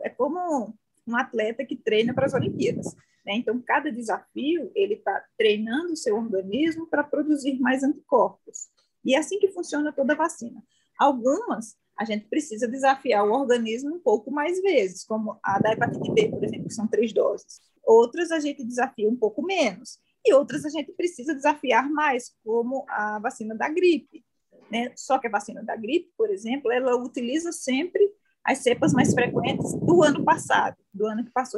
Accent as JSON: {"language": "Portuguese", "town": "João Pessoa", "region": "Paraíba", "country": "Brazil", "tie": "born or raised there", "moved": "as an adult", "lives_now": "Brasília, Brazil", "said": "Eu sou nascida, criada, sou formada lá em João Pessoa"}